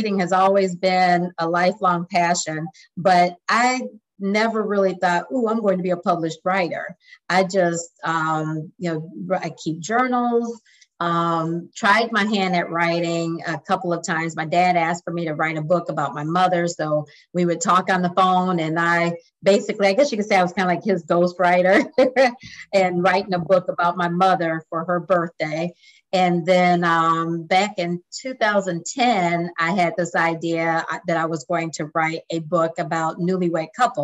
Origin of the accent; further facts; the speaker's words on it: Lansing, Michigan, United States; moved away as an adult; also born or lived in Des Moines, Iowa / Dallas, Texas; now in San Antonio, United States; I'm originally from Lansing, Michigan, and moved to San Antonio in 2002